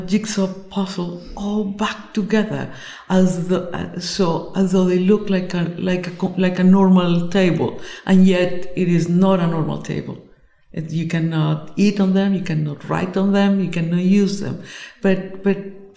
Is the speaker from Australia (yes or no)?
no; Colombia; I come from Colombia